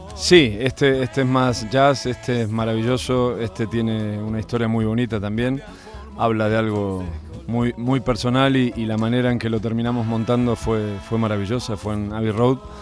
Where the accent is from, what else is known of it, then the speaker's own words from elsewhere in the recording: Argentina; moved away; como buen argentino